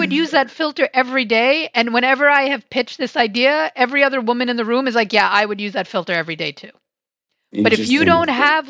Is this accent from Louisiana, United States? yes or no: no; New York City, New York, United States; now in Silver Spring, Maryland, United States; I grew up on Staten Island, which is a very weird place to grow up